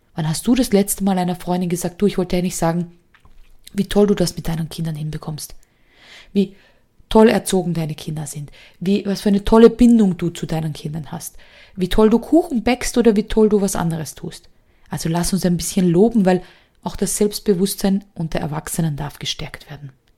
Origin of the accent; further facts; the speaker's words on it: Austria; bei uns in Österreich gehen ja die Noten nur bis fünf